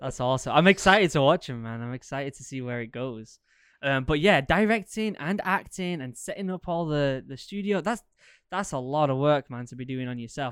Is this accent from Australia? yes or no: no; England, United Kingdom; now in Maine, United States; growing up in England